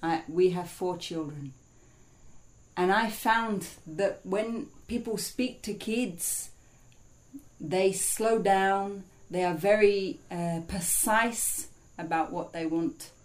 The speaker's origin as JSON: {"language": "English", "area": "Essex", "region": "East of England", "country": "United Kingdom", "tie": "born or raised there"}